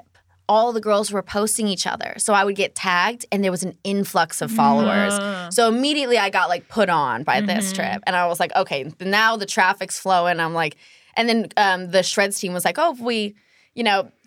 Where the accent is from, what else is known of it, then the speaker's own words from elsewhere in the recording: San Francisco Bay Area, California, United States; moved away as an adult; also born or lived in Arizona; I grew up in San Francisco Bay Area